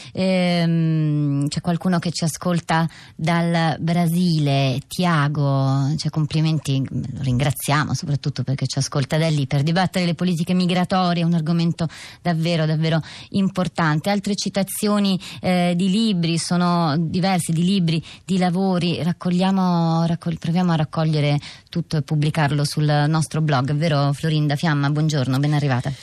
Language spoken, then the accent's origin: Italian; Ethiopia; now in Italy; io rispondo che sono etiope